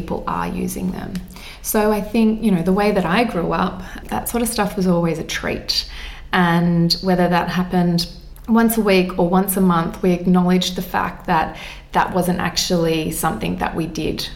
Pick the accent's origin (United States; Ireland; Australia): Australia; as an Aussie kid